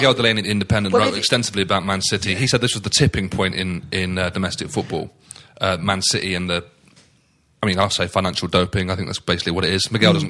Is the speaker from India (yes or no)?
no; East Midlands, United Kingdom; growing up in the East Midlands, not a million miles away from Aston Villa